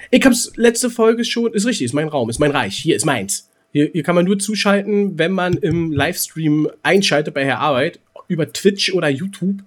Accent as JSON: {"language": "German", "region": "Berlin", "country": "Germany", "said": "Ich bin Berliner"}